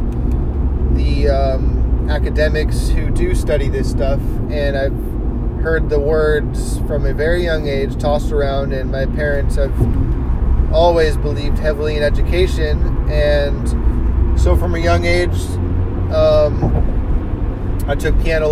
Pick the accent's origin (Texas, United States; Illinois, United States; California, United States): California, United States; Los Angeles; also born or lived in Berkeley / New York; at seventh grade, we moved from Los Angeles to Berkeley